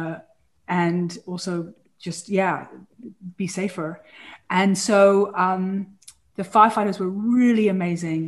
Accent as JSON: {"language": "English", "region": "England", "country": "United Kingdom", "tie": "born or raised there", "moved": "as an adult", "lives_now": "California, United States", "said": "as a girl growing up in England"}